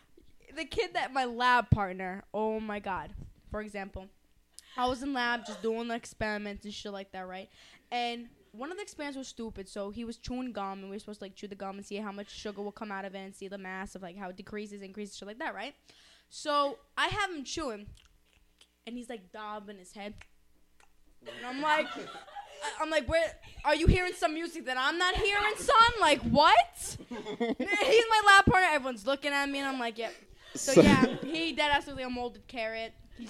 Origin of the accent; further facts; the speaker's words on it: Massapequa, New York, United States; I'm from Pequa, yeah. I'm from Pequa.